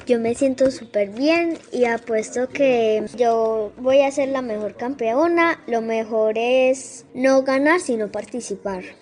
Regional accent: Sabaneta, Antioquia, Colombia; yo soy de Sabaneta, pero yo entreno en Envigado

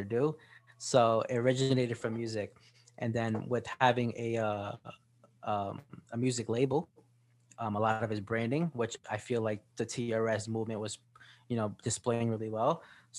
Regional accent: Sayreville, New Jersey, United States; I grew up in Sarville in New Jersey. It's just like a suburb town.

